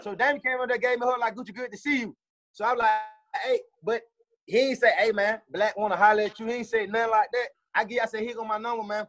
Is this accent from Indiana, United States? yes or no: no; Atlanta, Georgia, United States; Growing up in East Atlanta